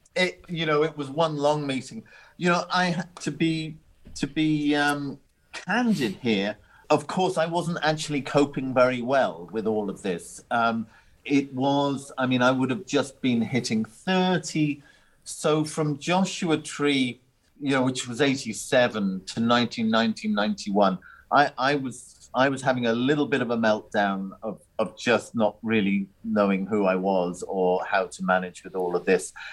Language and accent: English; Ireland; Growing up in Ireland, it's very much a, a drink culture.